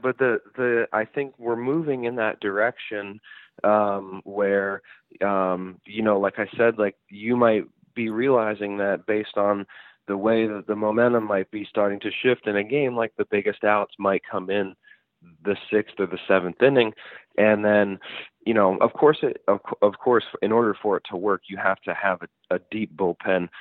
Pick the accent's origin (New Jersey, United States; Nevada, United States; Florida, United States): New Jersey, United States; when I was growing up in South Jersey